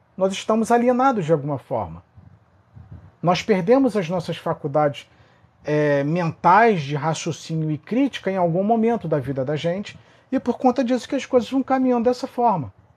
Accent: Rio de Janeiro, Brazil; sou do Rio de Janeiro, sou do Rio

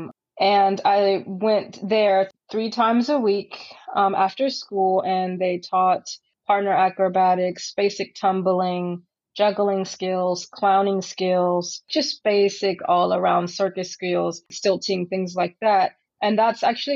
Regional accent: San Francisco, California, United States; circus was a normal part of growing up in San Francisco

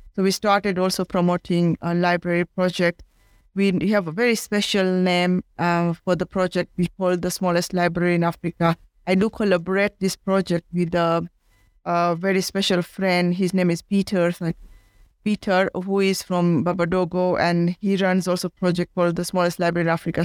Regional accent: India; now in Kenya; I am from India and I am in Kenya

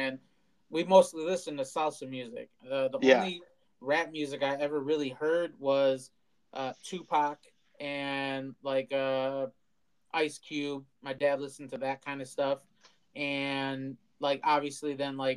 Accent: Milwaukee, Wisconsin, United States; We're from Milwaukee

